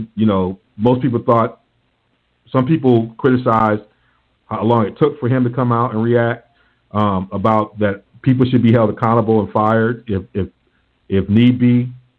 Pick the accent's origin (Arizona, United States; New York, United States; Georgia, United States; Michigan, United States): Michigan, United States; Ann Arbor; given that this is our home state, and we'll fully disclose, you know, we grew up in the Ann Arbor area.